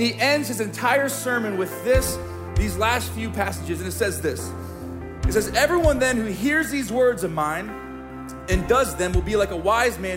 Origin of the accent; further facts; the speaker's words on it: Springfield, Missouri, United States; I grew up in the Midwest Bible Belt of Springfield, Missouri